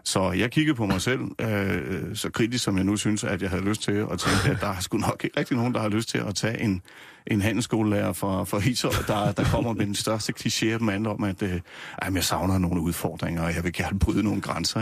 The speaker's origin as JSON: {"language": "Danish", "town": "Nysted", "region": "Zealand", "country": "Denmark", "tie": "born or raised there", "also_born_or_lived": "Rødovre", "moved": "yes", "lives_now": "Gævninge, Denmark", "said": "Jeg er opvokset nede på Lolland, i, Nyst, mm. i Nysted. Født i Rødovre oprindeligt og bor nu i Gævninge mellem øh, Roskilde og Holbæk"}